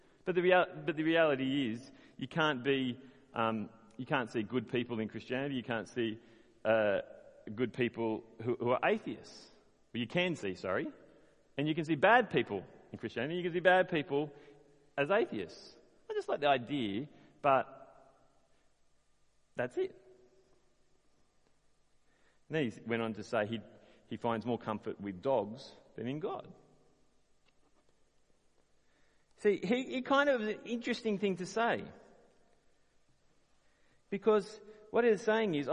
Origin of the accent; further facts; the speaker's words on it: Australia; As an Australian